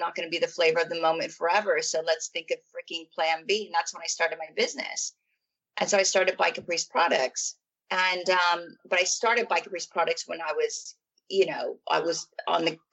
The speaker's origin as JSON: {"language": "English", "region": "California", "country": "United States", "tie": "born or raised there", "moved": "as an adult", "lives_now": "London, United Kingdom", "said": "I was born in California in a place called Hossian Heights, really, really small town. And I moved to London when I was, oh my goodness, 24 or 25."}